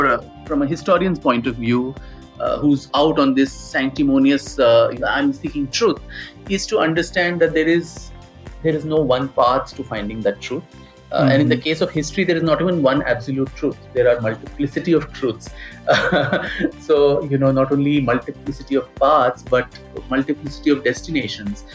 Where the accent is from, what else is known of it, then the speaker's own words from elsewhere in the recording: India; as an Indian and as a student of music and history